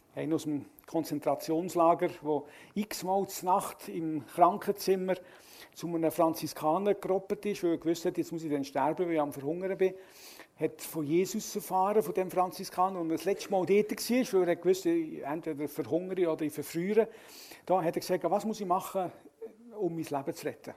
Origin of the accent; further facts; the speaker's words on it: Switzerland; Als Schweizer